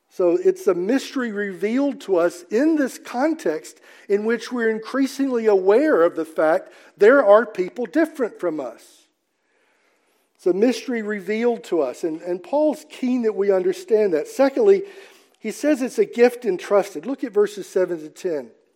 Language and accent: English; Mississippi, United States; I'm from Mississippi